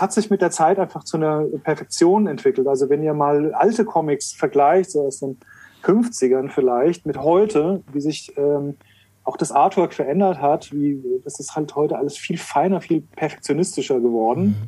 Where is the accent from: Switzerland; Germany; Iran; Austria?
Germany; Frankfurt, Hesse; als Frankfurter